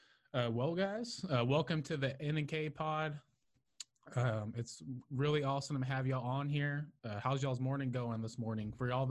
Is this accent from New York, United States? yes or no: no; Houston, Texas, United States; I know I'm from the Houston area.